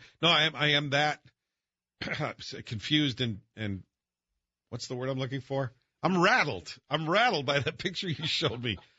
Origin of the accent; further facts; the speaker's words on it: Scotland, United Kingdom; I'm Scottish.